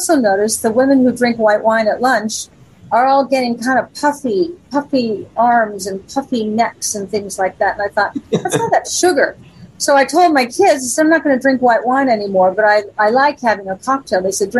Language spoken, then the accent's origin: English; Las Vegas, Nevada, United States; And when I was growing up in Vegas, and I mean from Three's Company on, I was headlining there.